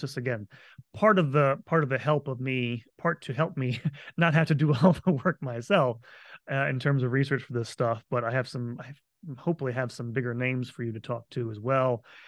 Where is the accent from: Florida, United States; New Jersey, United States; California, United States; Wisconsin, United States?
Florida, United States; moved away; I am moving back home to my home state of Florida